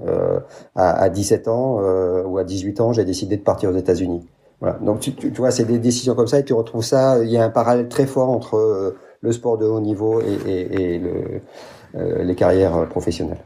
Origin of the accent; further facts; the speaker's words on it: France; moved away as an adult; also born or lived in United States / Japan / Brazil; now in Belgium; je suis français, grandi en France